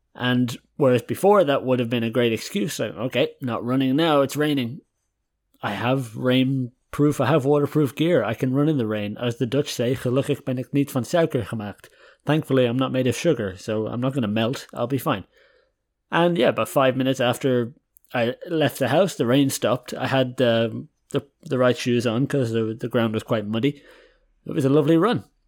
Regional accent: Dublin, Leinster, Ireland; moved away as an adult; also born or lived in County Westmeath, Ireland / Germany; now in Haarlem, Netherlands; I'm Irish, born and raised there for twenty-three years. live in Dublin for a lot of my life. Consider myself a Dubliner

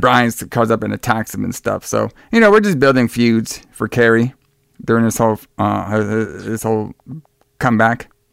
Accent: Dallas, Texas, United States; from my hometown of Dallas

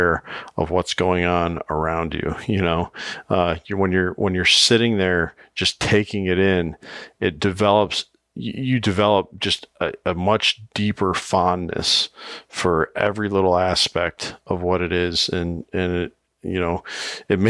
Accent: Iowa, United States; my home state, Iowa

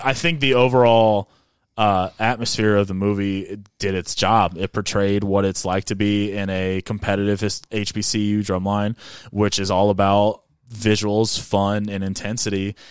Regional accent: Avon, Indiana, United States; I'm from Avon, Indiana.

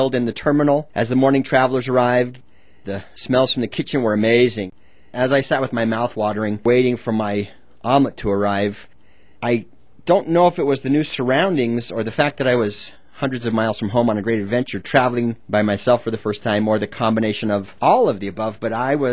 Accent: Utah, United States; I grew up in Utah.

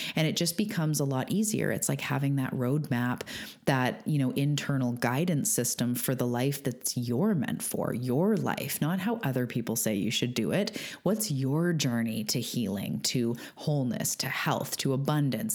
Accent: Canada; I'm a Canadian

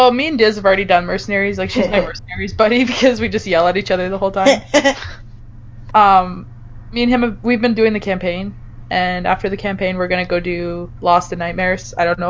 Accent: Canada; Me for being Canadian.

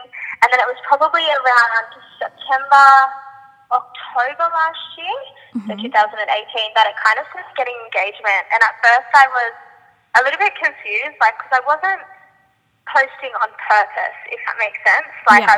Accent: Sydney, New South Wales, Australia; I grew up in Penrith in Sydney, and I'm still like currently living here.

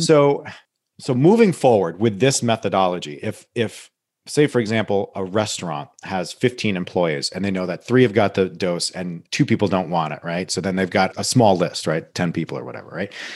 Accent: Saugerties, New York, United States; my hometown, Sargades, New York, where I s, grew up

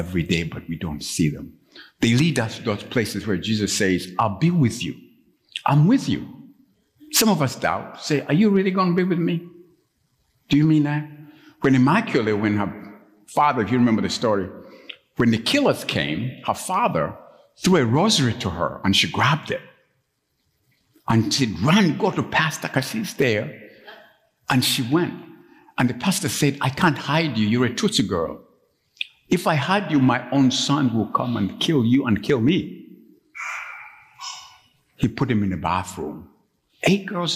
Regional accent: Kampala, Central Region, Uganda; moved away; Some of you know that I'm from Uganda. I grew up in Uganda.

